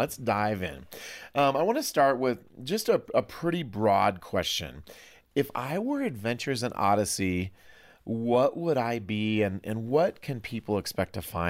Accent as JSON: {"language": "English", "region": "Iowa", "country": "United States", "said": "But I'm from Iowa, okay. So I say primer."}